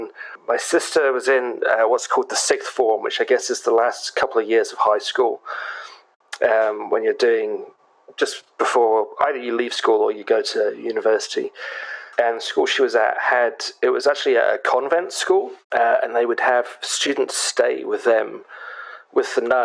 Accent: England, United Kingdom; us being rude English people

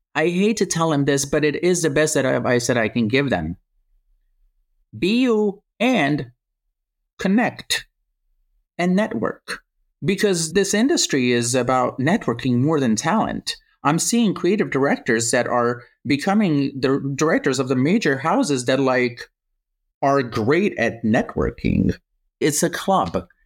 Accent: Croatia; now in United States; I grew up in Croatia

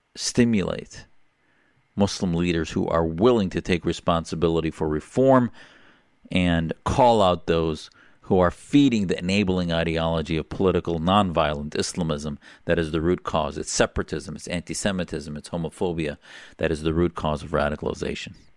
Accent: Neenah, Wisconsin, United States; I grew up in a small town, Neenah, Wisconsin.

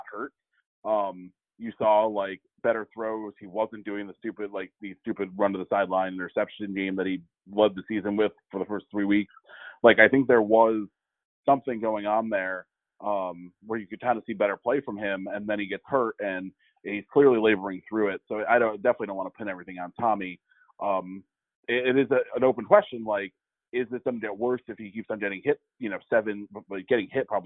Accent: Stamford, Connecticut, United States; moved away; my hometown of Stamford

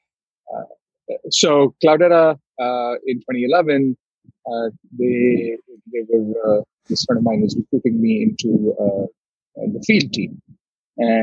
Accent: Delhi, India; moved away as an adult; now in San Francisco, United States; I grew up in Delhi, in India

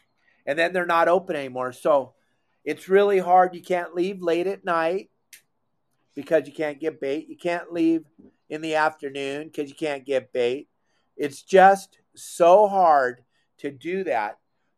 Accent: Southern California, United States; I'm not from Central or Northern California, so I don't have the bar and all that. We're Southern California boy.

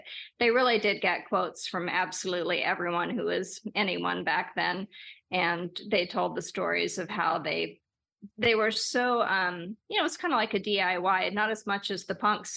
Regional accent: Los Angeles, California, United States; growing up in Los Angeles

